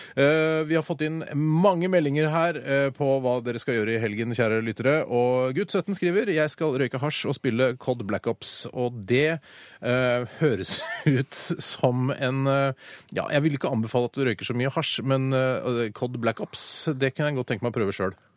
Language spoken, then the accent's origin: Norwegian; Oslo, Norway; Holmlia, der jeg kommer fra